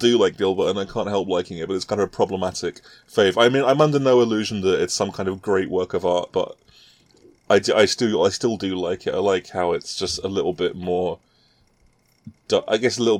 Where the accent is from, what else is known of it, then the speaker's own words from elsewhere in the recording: United Kingdom; And I'm not American, as you may have been able to tell. I don't know. I'm not sure if it comes through. I'm actually British.